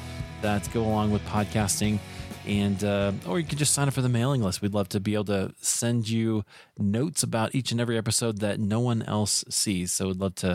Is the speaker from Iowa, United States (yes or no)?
yes; Des Moines, Iowa, United States; moved away; I grew up in Iowa, so grew up in Des Moines.